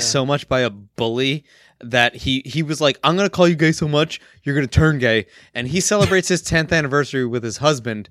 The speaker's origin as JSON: {"language": "English", "town": "Kearny", "region": "New Jersey", "country": "United States", "tie": "born or raised there", "said": "went to school in my hometown, Right. Kearney, New Jersey"}